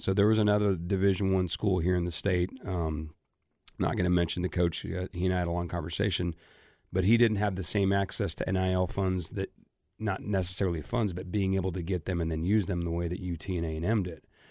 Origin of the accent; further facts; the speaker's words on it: Omaha, Nebraska, United States; moved away; grew up my entire life in Omaha, going to the College World Series every year.